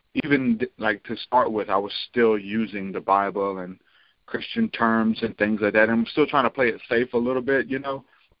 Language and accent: English; New Orleans, Louisiana, United States; now in Alabama, United States; I'm actually from New Orleans, but I've been here since like 2000 for good